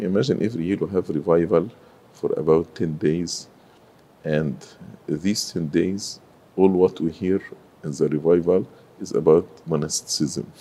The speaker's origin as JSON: {"language": "English", "town": "Cairo", "region": "Cairo Governorate", "country": "Egypt", "tie": "born or raised there", "also_born_or_lived": "Sohag, Egypt", "moved": "as an adult", "lives_now": "United States", "said": "I grew in Cairo, but I was not born in Cairo. I am originally from Upper Egypt, so I was born in uh, Sohag, but I I grew in Cairo"}